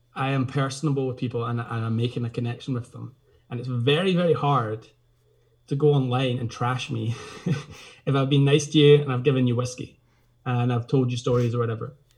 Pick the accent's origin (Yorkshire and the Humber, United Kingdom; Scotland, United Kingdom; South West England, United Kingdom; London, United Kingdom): Scotland, United Kingdom; Glasgow; also born or lived in Isle of Skye; now in Portree, United Kingdom; I grew up in Glasgow actually, but spending my summers in Skye with my grandparents in Portree